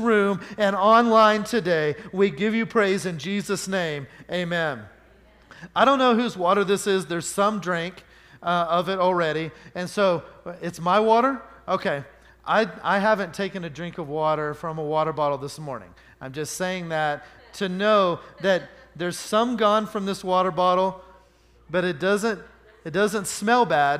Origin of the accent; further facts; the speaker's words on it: Oklahoma, United States; I grew up in Oklahoma